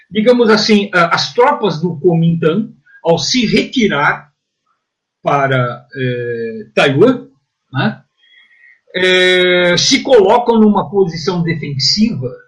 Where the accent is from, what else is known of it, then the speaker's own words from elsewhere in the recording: São Paulo, Brazil; eu sou paulista aqui do, do Cambuci.